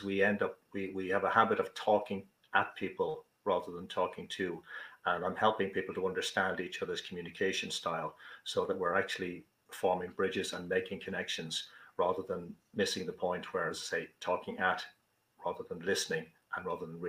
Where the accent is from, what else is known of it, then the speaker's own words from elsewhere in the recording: Ireland; accent: Irish; also born or lived in Dublin; As you probably gather from the accent, I'm Irish. I'm living in Dublin, the capital city of Ireland